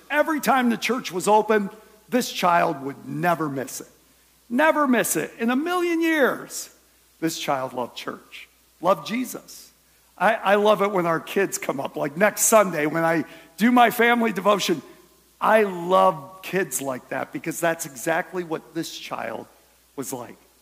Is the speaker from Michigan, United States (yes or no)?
yes; Michigan, United States; now in Ohio, United States; I was born in Michigan